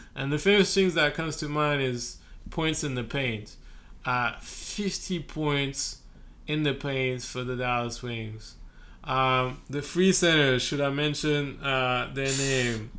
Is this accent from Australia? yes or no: no; France; now in Brooklyn, United States; I'm from France